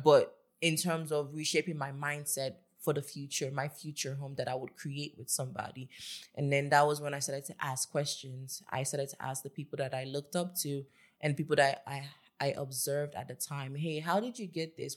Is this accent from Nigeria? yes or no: yes; Lagos, Nigeria; I grew up in Lagos with my family